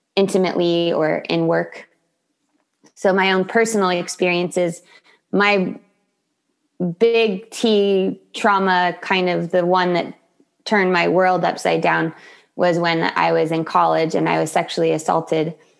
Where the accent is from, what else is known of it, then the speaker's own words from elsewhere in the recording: Solana Beach, California, United States; I am in Solana Beach, California, my hometown